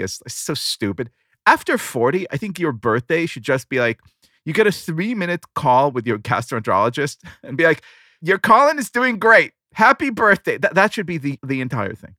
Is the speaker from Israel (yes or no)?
yes; Israel; moved away; growing up in Israel, that was always a very joyous day